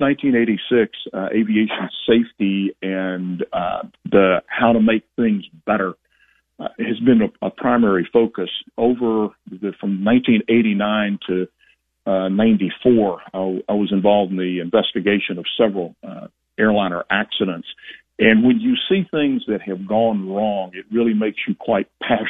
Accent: Alabama, United States; I started flying in Alabama, my hometown

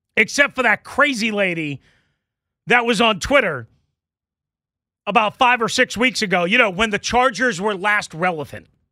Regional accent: Long Island, New York, United States; now in Washington, D.C. area, United States; growing up on Long Island

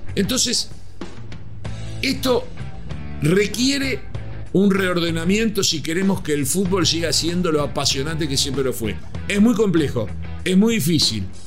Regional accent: Uruguay; como uruguayo

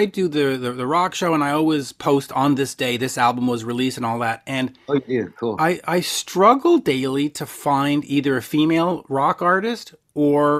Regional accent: Canada; I'm from Canada

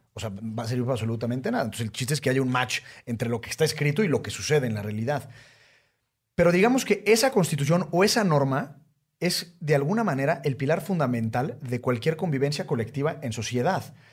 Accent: Mexico

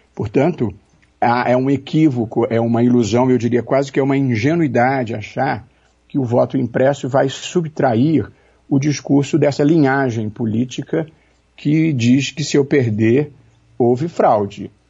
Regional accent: Rio de Janeiro, Brazil; no Rio, eu sou do Rio

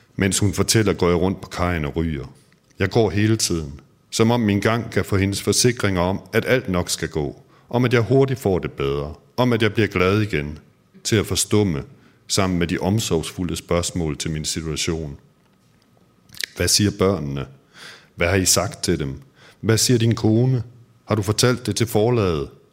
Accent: Aarhus, Central Denmark Region, Denmark; moved away as an adult; jeg har jo boet de første tyve år af mit liv i Aarhus

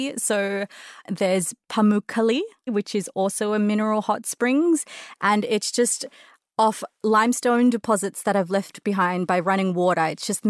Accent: Sydney, New South Wales, Australia; moved away as an adult; now in London, United Kingdom; I'm originally from Sydney, Australia.

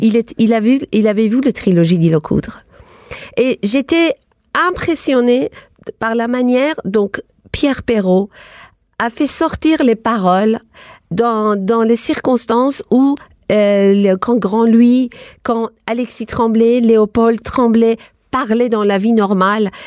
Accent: Iran; moved away as an adult; now in Paris, France; J'ai quitté l'Iran pour aller à l'université

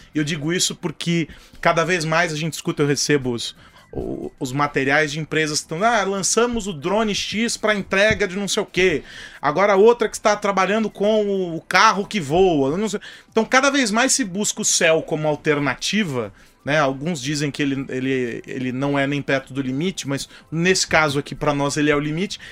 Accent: São Paulo, Brazil; eu continuo sendo paulistano

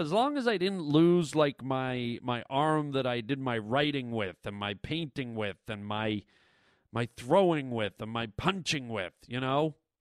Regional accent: Toronto, Ontario, Canada; moved away; I grew up in the biggest city in the country, which is Toronto

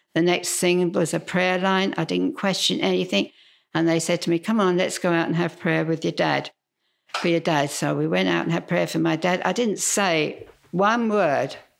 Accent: London, United Kingdom; accent: Cockney; moved away as an adult; also born or lived in Twickenham; now in Australia; I was actually born in Putney, which is, you know, a stone's throw from, um, you know, the city of London. I really am a Cockney.

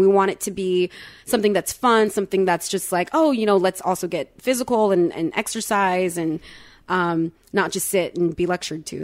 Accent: Florida, United States; I was born in Florida. I was my, uh, parents' first child born in America.

